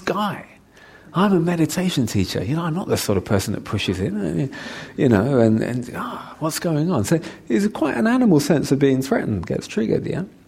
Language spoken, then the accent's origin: English; London, United Kingdom; I'm a Londoner